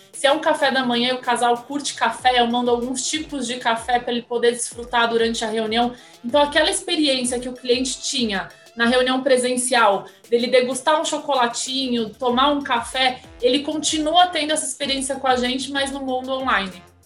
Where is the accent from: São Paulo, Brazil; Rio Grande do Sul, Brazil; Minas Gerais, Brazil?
São Paulo, Brazil; Santos; moved away; Eu nasci em Santos, amo o litoral